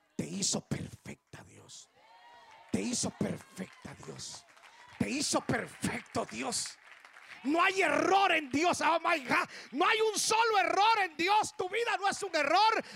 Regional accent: Guatemala; Mis padres solo se casaron en El Salvador y emigraron para Guatemala. Yo tengo sangre salvadoreña. Ya renuncié a ese pecado, ya, ya, ya. Ya, ya, me sacudí eso, ya, ya. Pero, pero yo nací en Guatemala

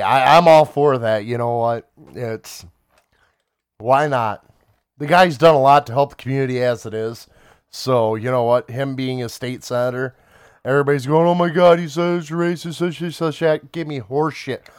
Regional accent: Smiths Creek, Michigan, United States; living and growing up in Swiss Creek.

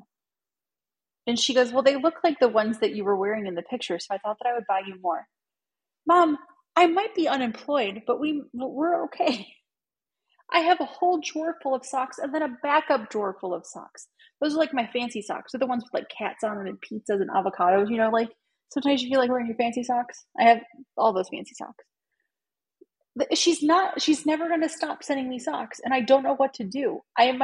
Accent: Cleveland, Ohio, United States; I'm from Cleveland

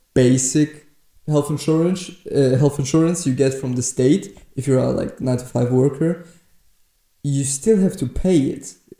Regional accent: Germany; because apparently I'm from Germany, which is a shithole of a country, to be honest

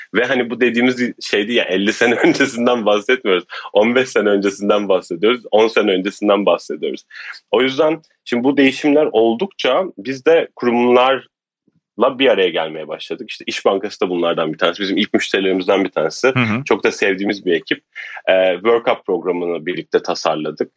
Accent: Turkey; bir Türk olarak

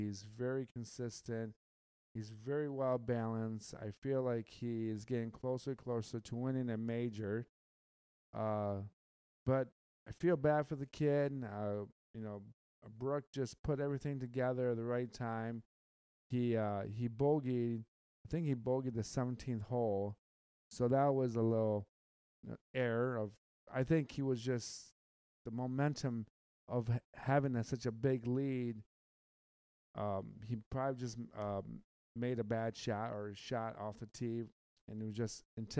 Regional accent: Michigan, United States; I'm from the Midwest. I'm from Michigan. I am from the Great Lakes State.

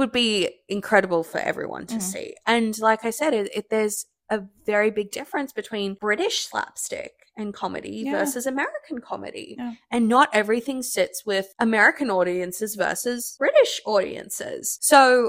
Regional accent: Australia; moved away; an Aussie

